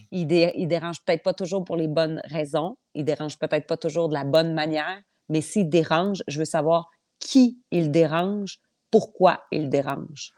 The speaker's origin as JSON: {"language": "French", "area": "eastern Portneuf", "region": "Quebec", "country": "Canada", "said": "Moi, je viens de l'ouest, euh, mm. je viens de l'est de Portneuf."}